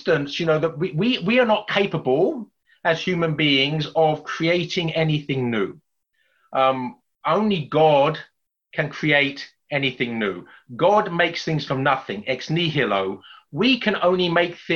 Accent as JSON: {"language": "English", "region": "England", "country": "United Kingdom", "accent": "English", "said": "my English accent"}